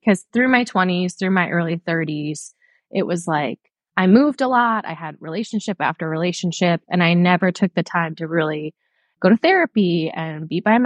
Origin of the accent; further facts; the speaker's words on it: Michigan, United States; moved away as an adult; now in Chattanooga, United States; I'm from Michigan